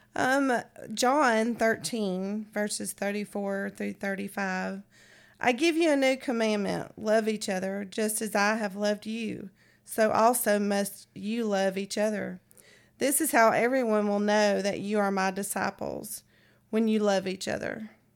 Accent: San Francisco, California, United States; moved away; I grew up in San Francisco where it's, was the gay capital of the world

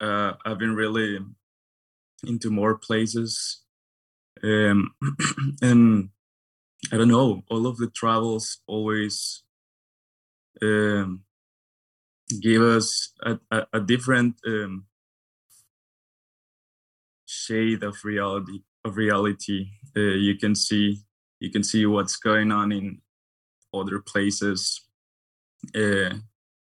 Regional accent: Guadalajara, Jalisco, Mexico; moved away; also born or lived in Los Angeles, United States; I was born in this city called Guadalajara. It is in the Mexican Western.

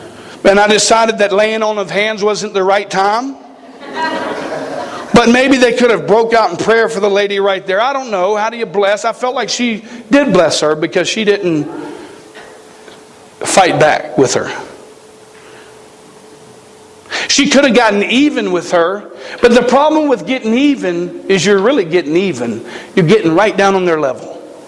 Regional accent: the South, United States; Now, we come from the South. Okay, we shoot things. We don't, you know, we don't like have this conservation thing that they got in Montana. We kill animals, okay? We grew up in an area where fighting was pretty prevalent.

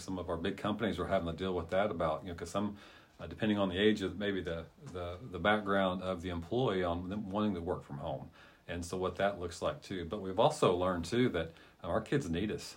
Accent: Catoosa, Oklahoma, United States; also born or lived in South Carolina; when I was in first grade, we moved from South Carolina to uh, Catoosa, Oklahoma

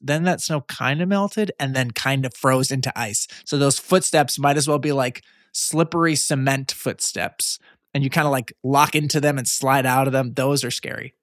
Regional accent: Long Island, New York, United States; I'm from Long Island, just across the water

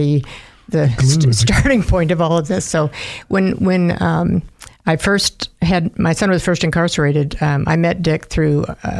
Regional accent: Minnesota, United States; now in Idaho, United States; I'm from the Midwest, from Minnesota originally

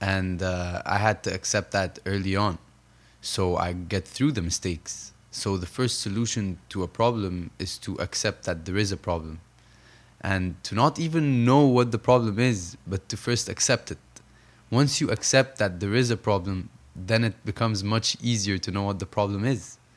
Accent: Saudi Arabia; also born or lived in Egypt / New York, United States; now in Los Angeles, United States; I grew up between Saudi Arabia and Egypt

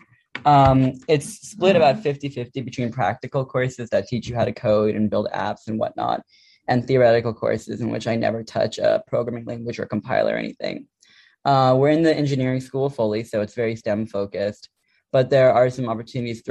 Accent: Culver City, California, United States; I'm a sophomore from Culver City, California.

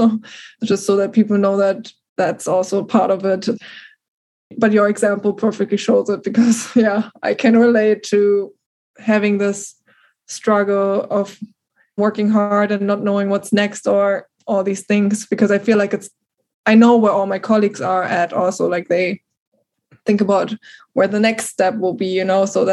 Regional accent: Germany; accent: German; first language German; English is a second language; moved away as an adult; now in United States

